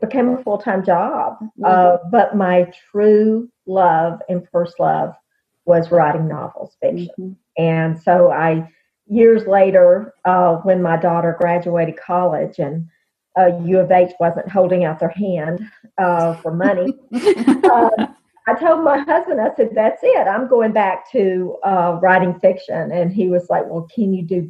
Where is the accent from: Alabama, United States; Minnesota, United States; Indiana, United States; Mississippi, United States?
Alabama, United States; I'm from Alabama